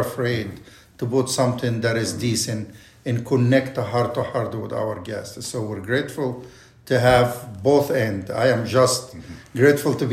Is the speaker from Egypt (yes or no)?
yes; Egypt; English is a second language; moved away as an adult; also born or lived in Kansas City; now in Temecula, United States; I was born and raised in Egypt